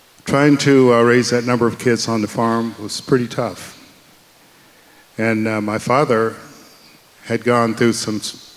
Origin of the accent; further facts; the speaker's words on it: the South, United States; we grew up, I grew up in the 60s, and we grew up in the South